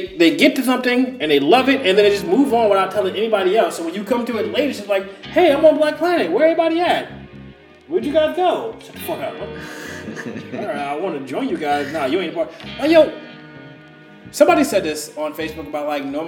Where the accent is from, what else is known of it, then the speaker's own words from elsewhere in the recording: New Jersey, United States; moved away as an adult; also born or lived in Scotch Plains, New Jersey; now in Florida, United States; I grew up in Jersey